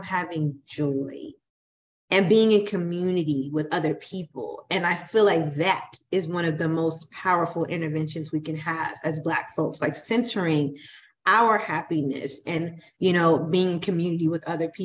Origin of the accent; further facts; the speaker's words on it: Florida, United States; moved away; I'm originally from Florida